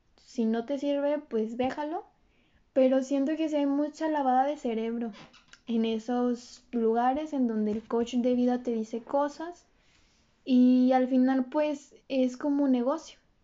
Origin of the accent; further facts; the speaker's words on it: Mexico; somos el futuro de México